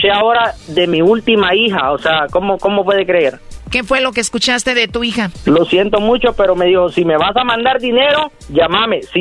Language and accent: Spanish; Honduras; now in United States; Eh, una excursión allá en mi país bien, bien bonita.